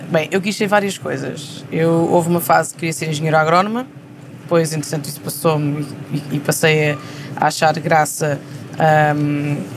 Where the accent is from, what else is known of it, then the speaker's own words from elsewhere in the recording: Coimbra, Coimbra District, Portugal; Eu tive o privilégio de, de estudar na, na, cidade onde nasci um, ehm, e que é uma e, e é um é no centro de Portugal